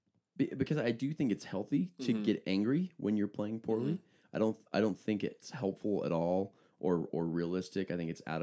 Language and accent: English; Park City, Utah, United States; Growing up in Park City, Utah, I was friends with a guy named Searle.